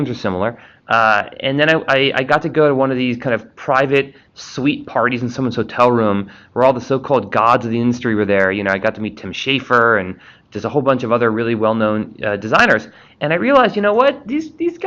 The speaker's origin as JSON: {"language": "English", "area": "Washington D.C. and then New York City", "region": "East Coast", "country": "United States", "tie": "born or raised there", "said": "I grew up on the East Coast in D.C. and then New York City"}